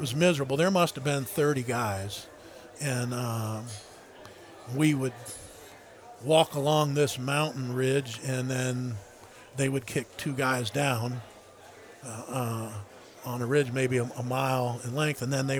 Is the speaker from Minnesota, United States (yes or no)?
no; Warsaw, Ohio, United States; Is a coon hunting kid growing up in Warsaw, Ohio, that I just could have never imagined being there or doing those type of things.